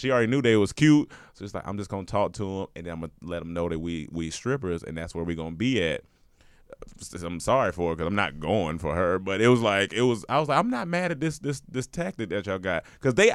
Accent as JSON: {"language": "English", "region": "North Carolina", "country": "United States", "said": "I'm from North Carolina."}